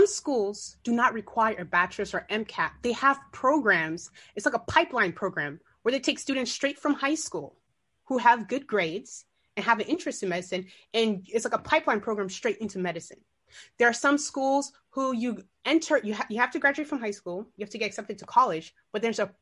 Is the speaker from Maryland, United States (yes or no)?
yes; Maryland, United States; also born or lived in Guinea; I was born in West Africa, Guinea, but I was raised in Maryland.